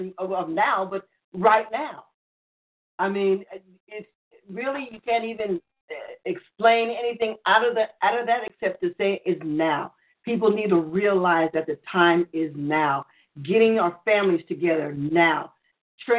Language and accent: English; New York, United States; I grew up in New York. I was born and raised in New York